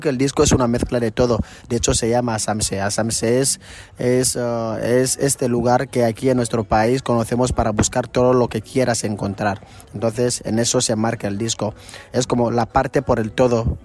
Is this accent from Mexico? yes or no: no; Equatorial Guinea; Somos el único país de África de habla hispana